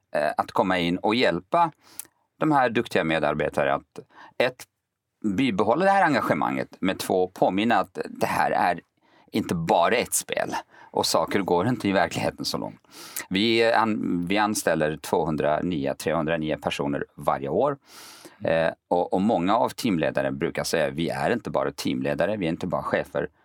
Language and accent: Swedish; Kurdistan Region, Iraq; now in Sweden; jag är kurd